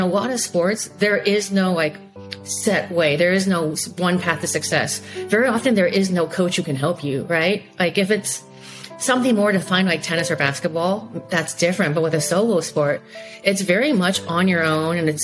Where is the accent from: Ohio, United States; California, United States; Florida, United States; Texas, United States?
California, United States; Silicon Valley; I'm an American-born Taiwanese, child of Taiwanese immigrants in Silicon Valley